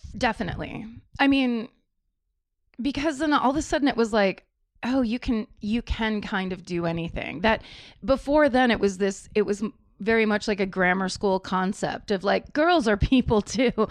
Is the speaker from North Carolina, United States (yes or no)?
no; Petaluma, California, United States; I grew up in Northern California